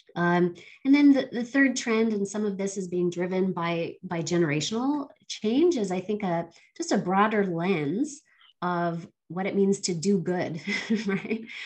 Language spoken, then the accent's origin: English; Barbados; now in Canada; I was born here in Canada, um, but I spent uh, a number of my formative years in Barbados uh, in the Caribbean